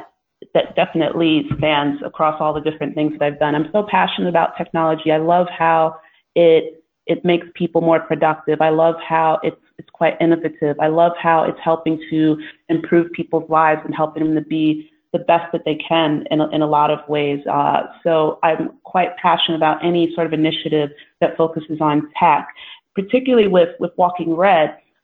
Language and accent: English; New York, United States; now in London, United Kingdom; No, I am based in wonderful London. But yes, you've caught on correctly. I'm originally from New York.